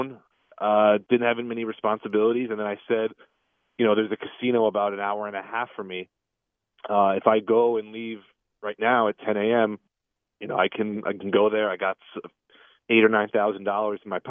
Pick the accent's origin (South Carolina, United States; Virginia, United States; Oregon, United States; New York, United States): New York, United States; New York City; we grew up in the Queens, Long Island area